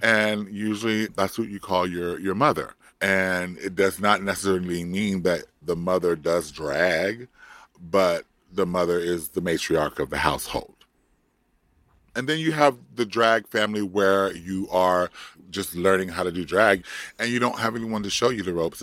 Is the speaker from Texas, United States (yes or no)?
no; Compton, California, United States; born or raised there; moved away; also born or lived in Florida